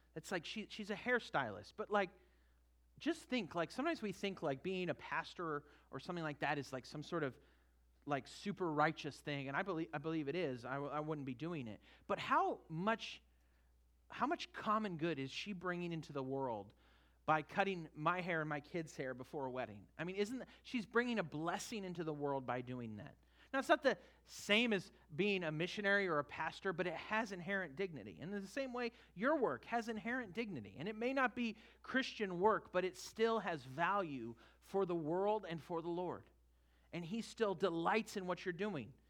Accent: Northern California, United States; now in Florida, United States; I grew up in Northern California

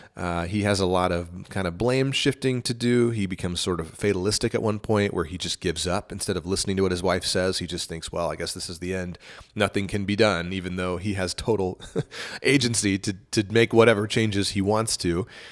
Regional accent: East Texas, United States; I grew up in East Texas

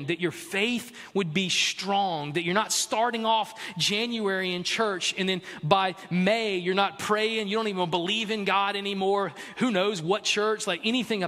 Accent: South Carolina, United States; I'm from South Carolina. I was born and raised in South Carolina

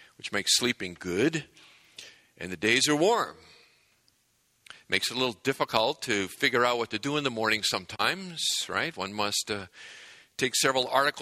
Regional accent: New England, United States; moved away as an adult; now in Southern California, United States; I grew up in New England, which is a great place to grow up for many reasons

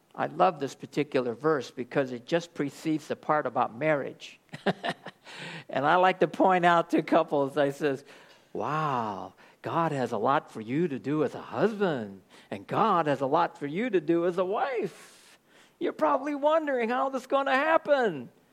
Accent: Oakland, California, United States; I'm from Oakland, California

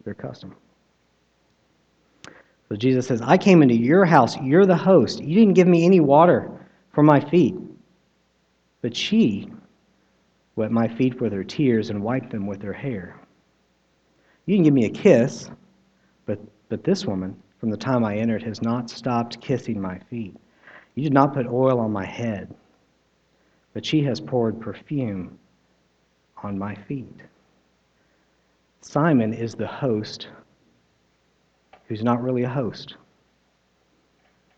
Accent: United States; I am American

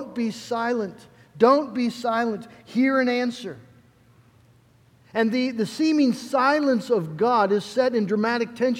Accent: United States; As American Christians

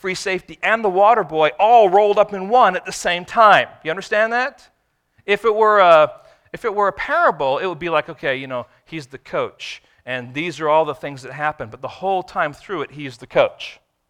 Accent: Israel; born there; Now, I was born in Israel.

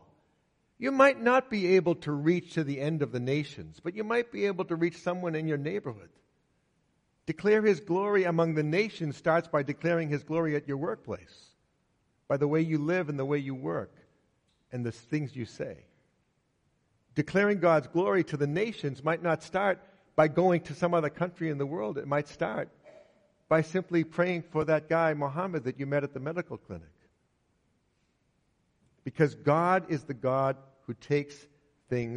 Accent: United States; The United States, my home country

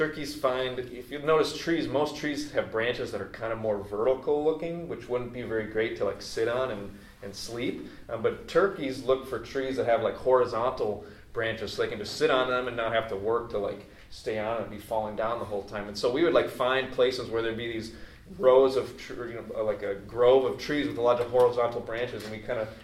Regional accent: North Woods of Wisconsin, United States; I grew up in the North Woods of Wisconsin

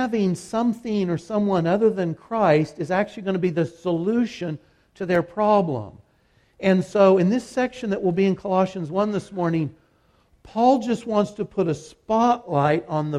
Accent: Kansas, United States; I'm from Kansas

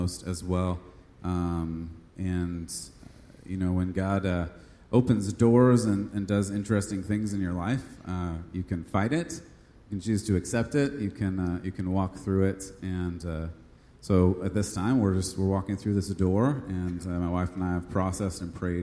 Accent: California, United States; moved away; I am from California

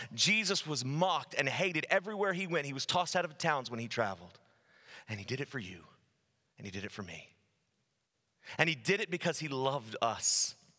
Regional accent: United States; I'm not speaking to you as an American, I'm speaking to you as a Christian

